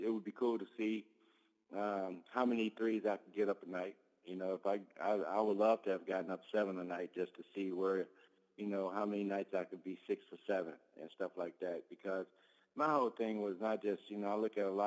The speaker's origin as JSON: {"language": "English", "town": "Park Forest", "region": "Illinois", "country": "United States", "tie": "born or raised there", "said": "here in Park Forest in my hometown at my alma mater high school, Rich East High School"}